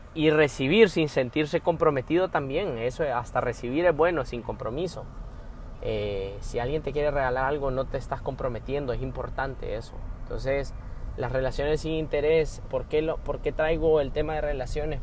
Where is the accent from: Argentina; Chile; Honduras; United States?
Honduras; soy hondureño, eh, centroamericano